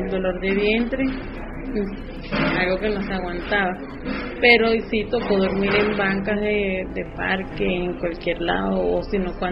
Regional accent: Venezuela; moved away as an adult; Ese fue el motivo por el cual yo salí de Venezuela. Tomé el riesgo, pero más riesgoso era si me quedaba allá.

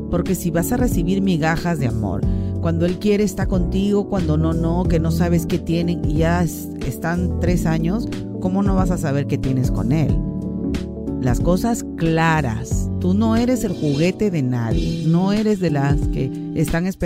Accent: Lima, Peru; now in Trujillo, Peru; Yo no tengo a nadie aquí. Yo no soy de Trujillo, yo soy de Lima. Pero no sé si irme a Lima o alejarme buscando otro lugar para vivir.

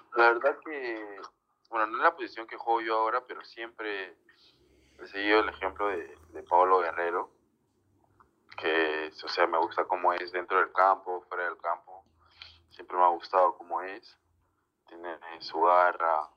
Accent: Peru; como todo peruano

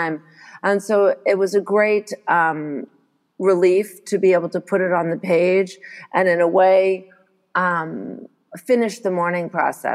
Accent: Montreal, Quebec, Canada; also born or lived in United States; I arrived here in Montreal when I was just a baby, because I was born in the States and my dad is American

